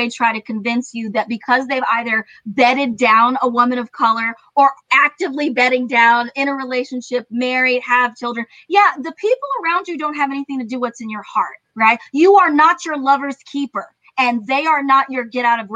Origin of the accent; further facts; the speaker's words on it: Iran; now in United States; I was born in Iran.